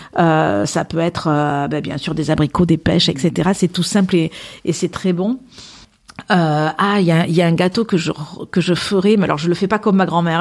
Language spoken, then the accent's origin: French; Landes, Nouvelle-Aquitaine, France; j'ai grandi plus dans les Landes que dans le Pays Basque